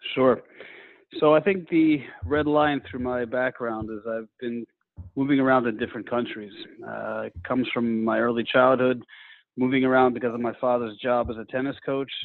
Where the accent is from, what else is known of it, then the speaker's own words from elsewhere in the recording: United States; moved away; as an American to work at the headquarters here